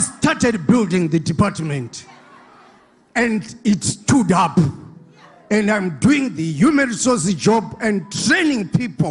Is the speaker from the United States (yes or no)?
no; Zimbabwe; moved away as an adult; now in Mpumalanga, South Africa; I'm from Zimbabwe